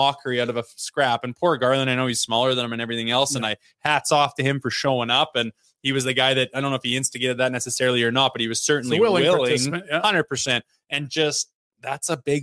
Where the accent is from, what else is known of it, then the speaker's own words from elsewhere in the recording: Olds, Alberta, Canada; I was from Olds, Alberta